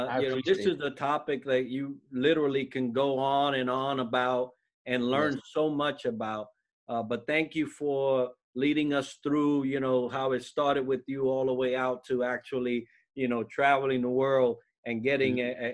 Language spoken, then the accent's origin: English; New York, United States; moved away as an adult; I grew up in New York. I was exposed to all kinds from all walks.